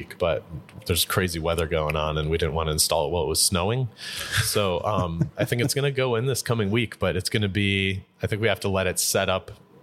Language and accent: English; Tucson, Arizona, United States; I was born in Tucson